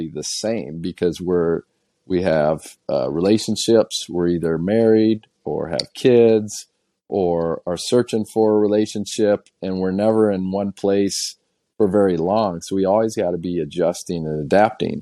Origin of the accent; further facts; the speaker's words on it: just south of the Wisconsin border, Illinois, United States; I grew up in Illinois. So I was just south of the Wisconsin border, south of Madison, Wisconsin